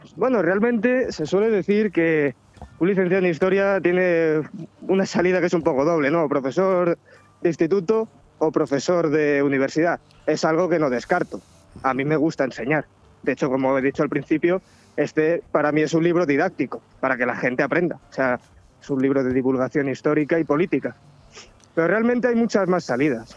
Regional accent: Madrid, Community of Madrid, Spain; also born or lived in Villajoyosa; yo nací en Madrid

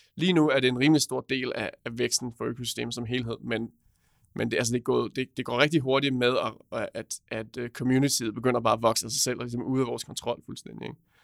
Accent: Roskilde, Zealand, Denmark; kommer jeg fra Roskilde

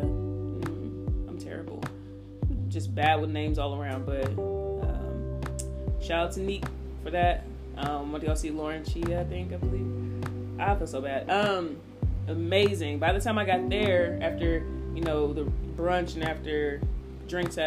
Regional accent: Indiana, United States; now in Atlanta, United States; I'm from Indiana

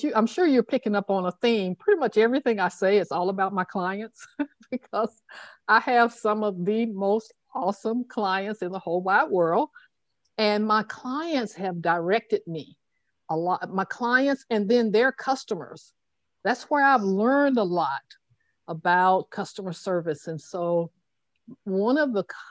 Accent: Tuscaloosa, Alabama, United States; growing up in Tuscaloosa, Alabama

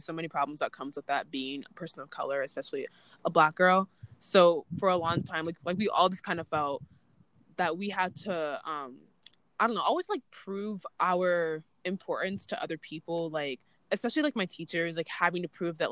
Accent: suburbs of Chicago, Illinois, United States; I'm from the suburbs of Chicago, Illinois.

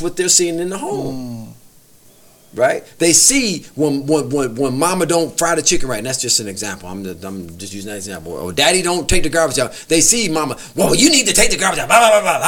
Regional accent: Detroit, Michigan, United States; I grew up in Detroit, east side of Detroit

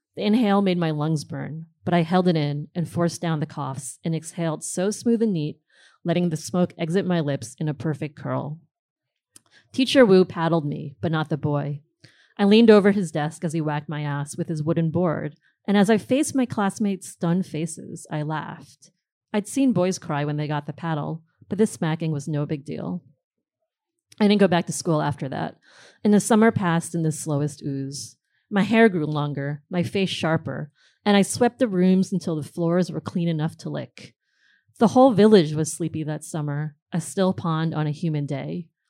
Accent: New Jersey, United States; moved away as an adult; also born or lived in Queens, New York; now in Brooklyn, United States; I grew up in New Jersey for the most part

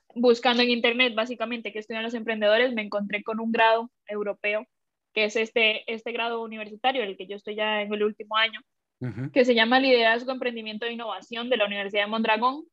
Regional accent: Costa Rica; moved away as an adult; also born or lived in Shanghai, China / Bilbao, Spain / Seattle, United States; now in Madrid, Spain; yo que soy de Costa Rica

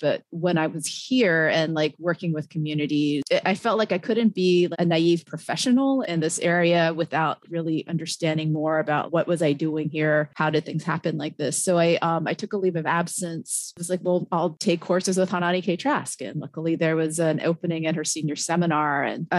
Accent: suburban Maryland, United States; also born or lived in Washington, D.C.; now in Hawaii, United States; I was born in Washington, D.C., grew up mostly in suburban Maryland.

